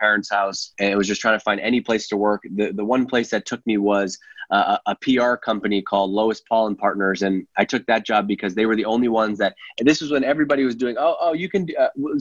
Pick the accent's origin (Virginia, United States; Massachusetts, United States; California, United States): Massachusetts, United States; Worcester; also born or lived in Staten Island, New York; I was born in Worcester, Massachusetts